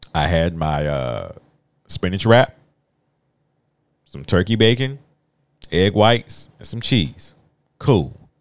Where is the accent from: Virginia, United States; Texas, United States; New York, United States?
Virginia, United States; I'm a country boy. I'm from Virginia